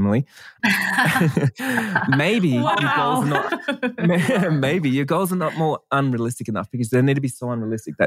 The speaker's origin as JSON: {"language": "English", "country": "Australia", "said": "I'm Australian"}